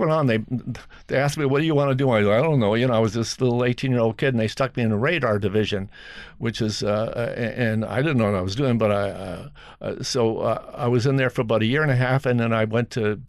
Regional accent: Montreal, Quebec, Canada; moved away as an adult; also born or lived in Nova Scotia; I was born in Nova Scotia, and you know, further east, but I was raised in Montreal, so that was my home

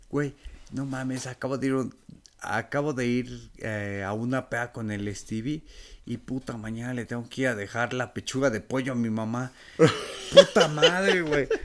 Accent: Mexico City, Mexico; sí, sí, en Ciudad de México.

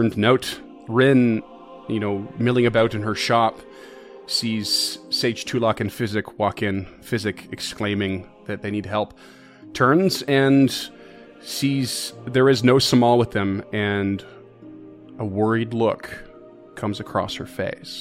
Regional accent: New Brunswick, Canada; I'm from New Brunswick

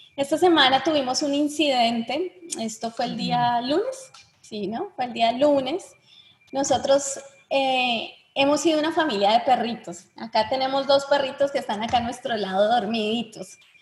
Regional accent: Bogotá, Colombia; Yo soy bogotana, ciudad fría

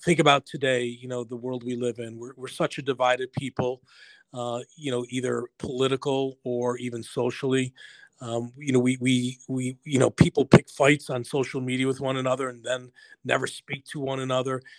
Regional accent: Buffalo, New York, United States; I grew up in Buffalo, New York.

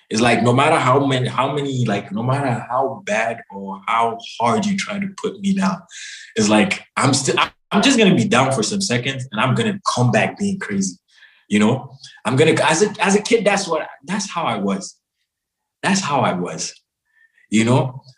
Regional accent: Cameroon; also born or lived in Senegal / Chad / Mali; I'm like, I'm from Cameroon. They'll be like, yeah. Cameroon. You know, yeah, I lived in Senegal. I lived in Chad. I lived in Mali, you know, from starting off from like, since when I was 6-7 years old. Growing up.

